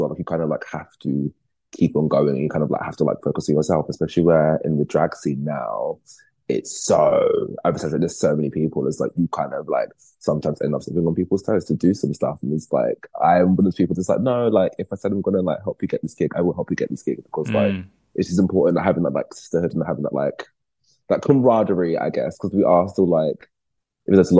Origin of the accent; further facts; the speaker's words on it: London, United Kingdom; also born or lived in Wood Green, North London; I grew up between North London and Essex